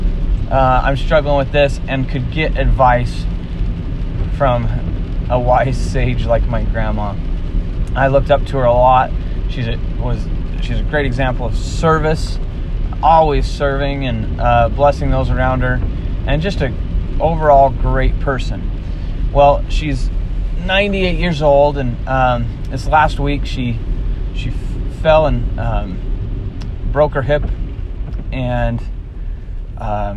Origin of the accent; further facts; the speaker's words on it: Springville, Utah, United States; So I grew up in Utah in a house that was literally